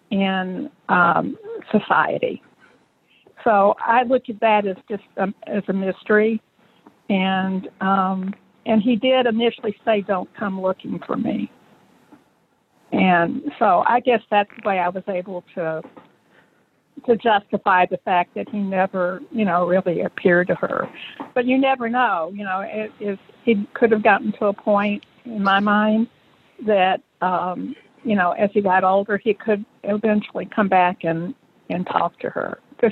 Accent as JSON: {"language": "English", "region": "the South", "country": "United States", "said": "I am originally from the South, so I could really identify with a lot of things that happened in the book"}